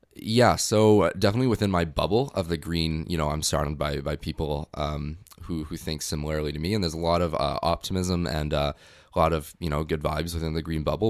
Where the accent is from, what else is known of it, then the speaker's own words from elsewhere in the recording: North Vancouver, British Columbia, Canada; moved away as an adult; now in Victoria, Canada; I'm originally from North Vancouver, just came to Victoria for school